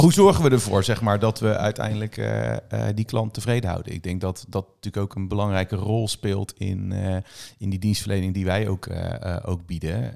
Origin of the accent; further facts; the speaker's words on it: Netherlands; wij als Nederlander